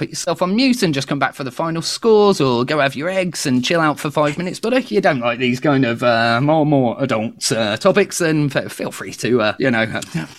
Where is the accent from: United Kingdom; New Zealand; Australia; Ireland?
United Kingdom; me being very British